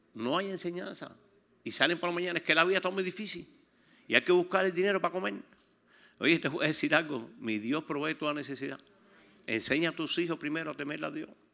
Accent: Pinar del Río, Cuba; Yo estoy de Pinar del Río

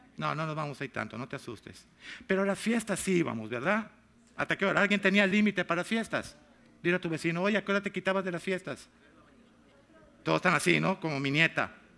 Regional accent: Mexico; now in United States; Yo soy mexicano

